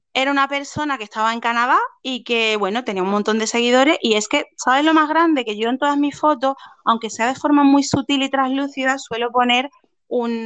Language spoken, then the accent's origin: Spanish; Andalusia, Spain